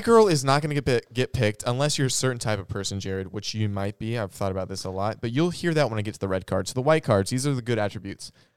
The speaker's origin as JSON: {"language": "English", "region": "South Georgia", "country": "United States", "tie": "born or raised there", "said": "I grew up in South Georgia for a lot of my life"}